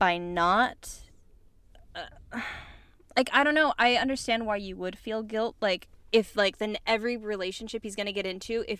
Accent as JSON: {"language": "English", "town": "Chula Vista", "region": "California", "country": "United States", "said": "I'm from fucking Chula Vista, you dipshit."}